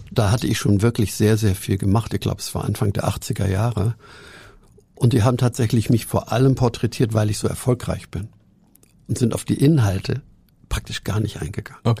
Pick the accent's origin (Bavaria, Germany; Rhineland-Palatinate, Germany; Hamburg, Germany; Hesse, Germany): Hamburg, Germany; ich bin ja auch ein Hamburger.